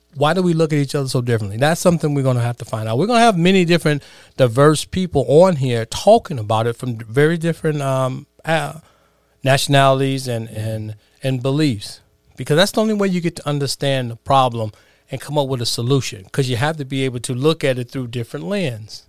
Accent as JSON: {"language": "English", "town": "Chicago", "region": "Illinois", "country": "United States", "tie": "born or raised there", "said": "growing up in the, uh, inner cities of Chicago"}